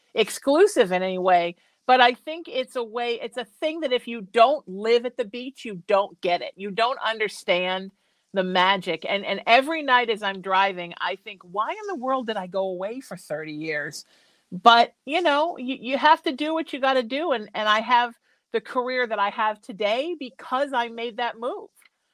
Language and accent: English; Chicago, Illinois, United States; also born or lived in Connecticut; I was born in Connecticut. When I was 5, we moved to Chicago.